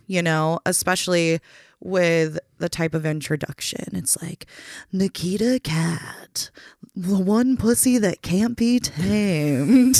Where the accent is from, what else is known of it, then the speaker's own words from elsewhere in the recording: Waconia, Minnesota, United States; also born or lived in Salinas, California / Rochester, Minnesota; moved to Waconia, and that's where I did the majority of my growing up.